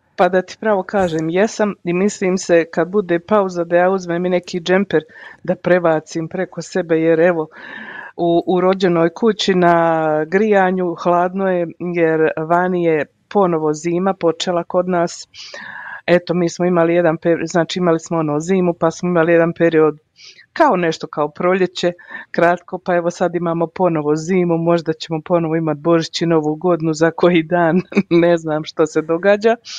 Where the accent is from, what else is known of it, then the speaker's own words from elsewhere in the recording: Mostar, Herzegovina-Neretva Canton, Bosnia & Herzegovina; now in Calgary, Canada; Ja sam iz Bosne i Hercegovine, u stvari ja sam iz Hercegovine iz Mostara